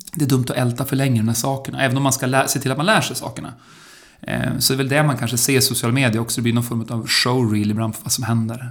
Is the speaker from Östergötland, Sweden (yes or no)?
no; Örnsköldsvik, Västernorrland County, Sweden; när jag växte upp i Örnsköldsvik